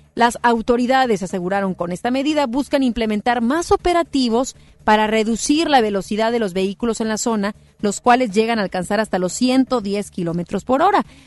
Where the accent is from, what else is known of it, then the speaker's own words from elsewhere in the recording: Mexico; somos mexicanos